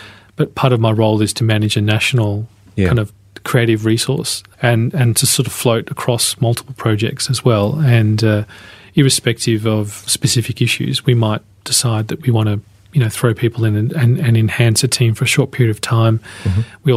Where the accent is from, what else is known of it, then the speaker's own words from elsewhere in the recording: Melbourne, Victoria, Australia; I was born in Melbourne. I spent most of my life here